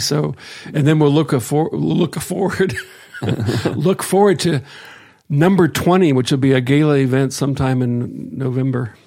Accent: Akron, Ohio, United States; now in Willow, United States; I grew up in Akron

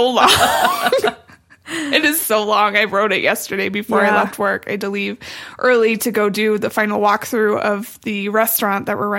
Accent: Midwest, United States; we're all from the Midwest.

